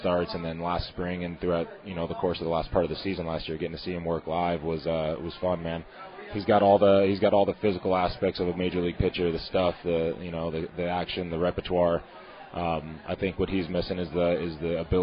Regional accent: San Diego, California, United States; moved away as an adult; now in Pittsburgh, United States; I'm from San Diego

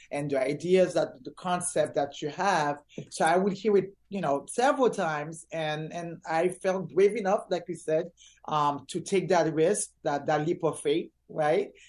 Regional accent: Orlando, Florida, United States; from there, I grew up in Orlando, went to school here, wrapped up uh, middle school, did my whole entire high school here.

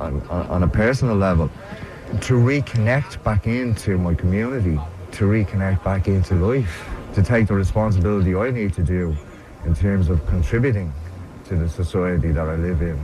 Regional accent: Dublin, Leinster, Ireland; I grew up in the Liberties. I grew up off Thomas Street, there in Bristol Street Flat. So I spent 25, 30 years of my life there.

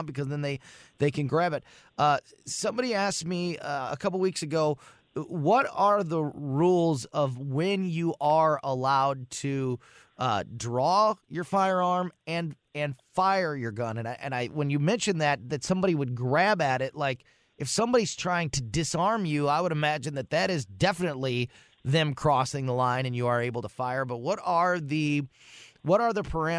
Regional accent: Florissant, Missouri, United States; my hometown, Florissant, Missouri.

